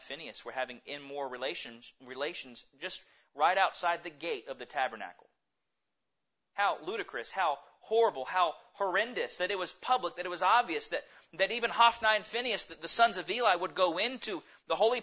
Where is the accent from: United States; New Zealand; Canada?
United States; we as American Christians